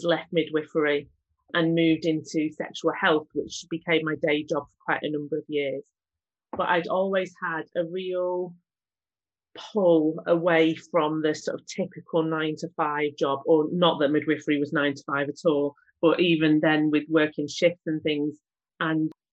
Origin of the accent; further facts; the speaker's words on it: Manchester, North West England, United Kingdom; I'm from Manchester, born and bred there